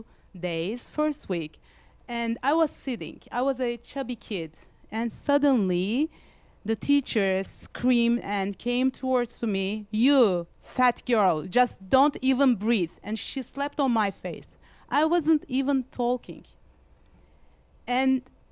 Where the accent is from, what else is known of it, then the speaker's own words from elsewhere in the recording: Istanbul, Turkey; moved away as an adult; I'm from Istanbul. I moved here like 10 years ago.